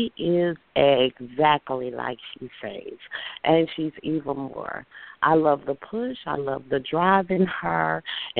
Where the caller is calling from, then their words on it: Houston, Texas, United States; I am calling from Houston, Texas